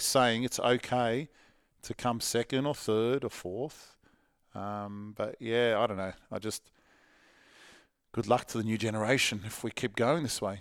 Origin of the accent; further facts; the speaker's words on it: Parramatta, New South Wales, Australia; when I was a kid, I was catching trains from Parramatta to the city